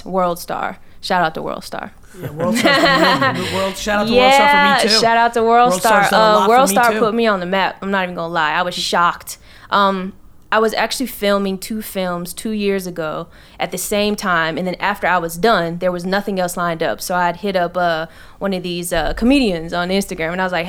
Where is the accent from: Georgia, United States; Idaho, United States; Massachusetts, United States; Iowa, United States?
Georgia, United States; Atlanta; Yeah, I came from Atlanta. That's a hot spot, but I came up here specifically for training.